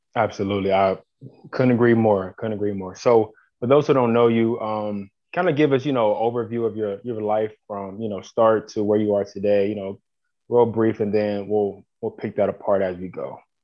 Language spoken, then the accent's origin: English; Columbus, Ohio, United States; I'm from Columbus. Um, yeah, grew up in Columbus. I'm still in Columbus to this day